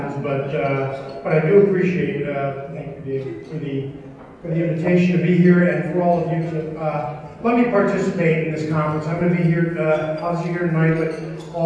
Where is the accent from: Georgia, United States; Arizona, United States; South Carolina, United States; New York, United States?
New York, United States; moved away; I'm originally from New York